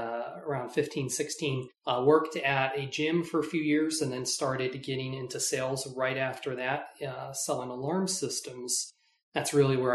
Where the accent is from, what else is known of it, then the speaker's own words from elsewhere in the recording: Tucson, Arizona, United States; I was born and raised in Tucson and love it here and plan on staying here for quite a while